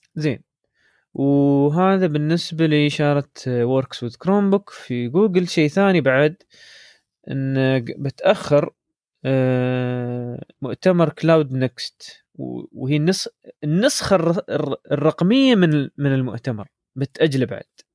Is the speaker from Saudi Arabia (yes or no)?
no; Dubai, United Arab Emirates; عندنا في دبي